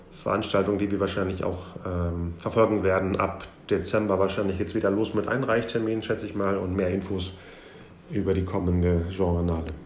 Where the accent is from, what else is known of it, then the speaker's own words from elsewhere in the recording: Bielefeld, North Rhine-Westphalia, Germany; born there; deswegen bin ich ja hier geboren